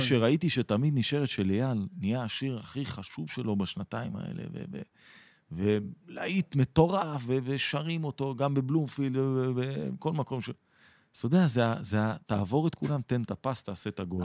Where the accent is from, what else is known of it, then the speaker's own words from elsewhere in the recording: Atlit, Haifa District, Israel; גדלתי באתלית, שזה קרוב לחיפה